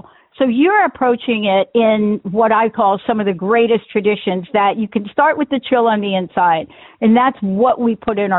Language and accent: English; East Coast, United States; now in Seattle, United States; growing up on the East Coast